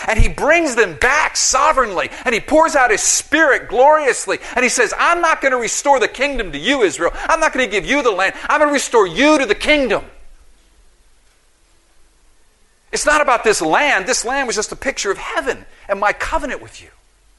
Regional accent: Philippines; I'm from the Philippines. I speak Tagalog.

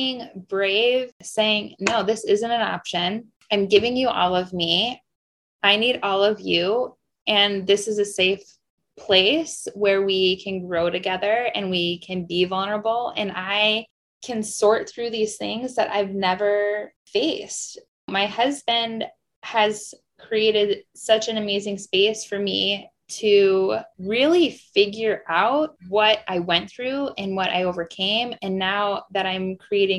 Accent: Wisconsin, United States; moved away as an adult; now in Arizona, United States; I grew up in Wisconsin and then I decided to just pack up and move to Arizona

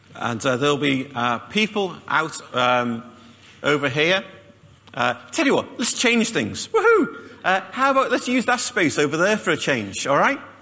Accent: Liverpool, North West England, United Kingdom; moved away; I come from Liverpool

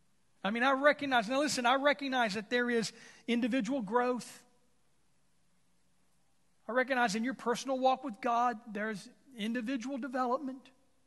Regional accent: Texas, United States; whether I'm from Texas and you're from Arkansas

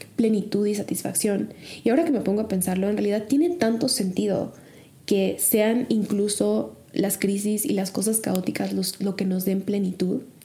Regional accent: Mexico; moved away as an adult; also born or lived in Chicago; México sigue siendo México, mi hogar sigue siendo mi hogar, mi familia sigue siendo mi familia

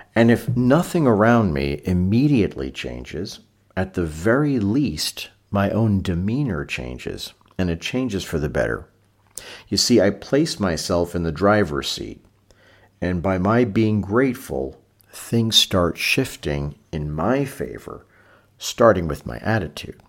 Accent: New York City, New York, United States; growing up in Brooklyn in the 1970s

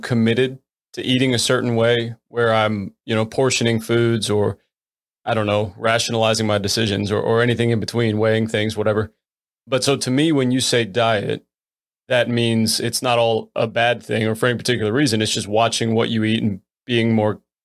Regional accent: Florida, United States; now in Virginia, United States; I'm normally originally from Florida

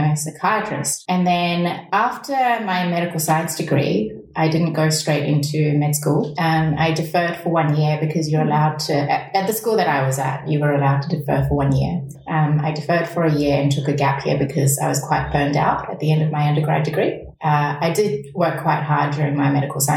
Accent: New Zealand; my formative years being spent in a country that's different to my motherland, growing up in New Zealand, being the only Asian child in the whole school at the time.

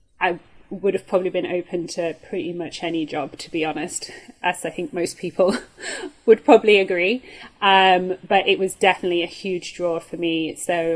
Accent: Yorkshire and the Humber, United Kingdom; now in Germany; I grew up in Yorkshire, which is the north of England

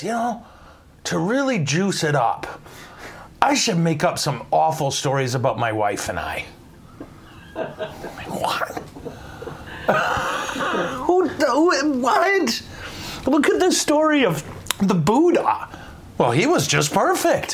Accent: United States; I'm an American.

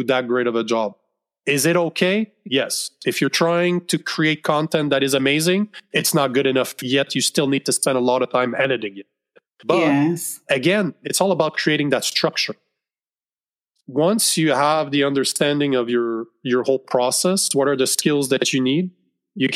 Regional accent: Canada; I'm Canadian

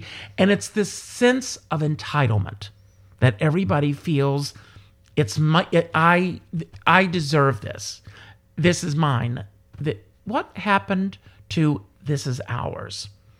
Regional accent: the South, United States; And, you know, we're both from the South.

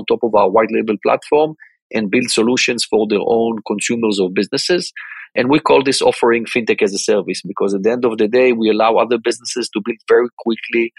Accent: Tel Aviv, Tel Aviv District, Israel; born and grew up in Israel my entire life. Basically, I'm from the Tel Aviv area, went to school in Tel Aviv

